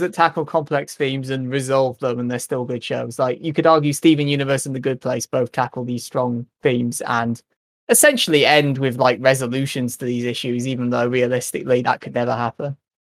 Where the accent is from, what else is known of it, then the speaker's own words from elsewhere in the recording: United Kingdom; I grew up in Britain